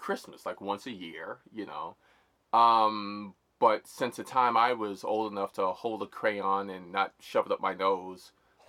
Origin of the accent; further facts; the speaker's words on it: New York City, New York, United States; I grew up on 162nd between Edgecombe and Amsterdam. And I spent like the first 30 years of my life in this area